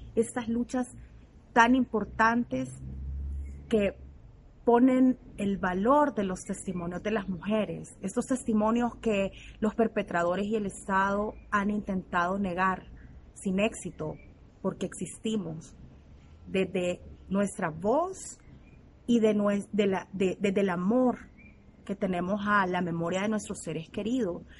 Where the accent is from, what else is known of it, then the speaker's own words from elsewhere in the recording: El Salvador; nací en El Salvador